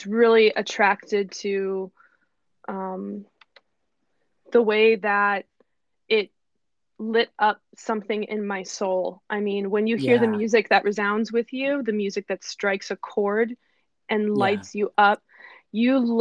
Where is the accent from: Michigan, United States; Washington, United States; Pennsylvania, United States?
Pennsylvania, United States; now in Bay Area, United States; I grew up in Pennsylvania in a small town nestled in Amish country.